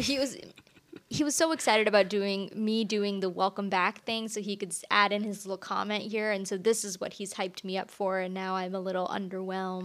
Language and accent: English; Orange County, California, United States; moved away; I'm originally from Orange County